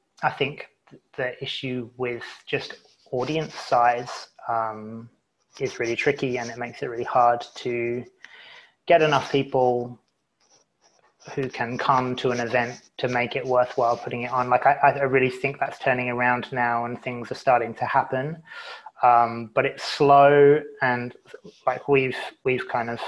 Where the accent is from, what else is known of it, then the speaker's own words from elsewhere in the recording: United Kingdom; also born or lived in Canada / Melbourne, Australia; now in Tasmania, Australia; I'm British